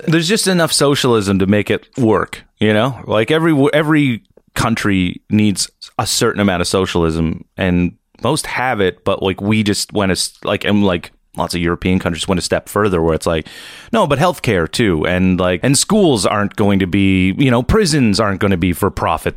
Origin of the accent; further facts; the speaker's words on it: East Coast, Nova Scotia, Canada; I'm from the East Coast. My town's pretty small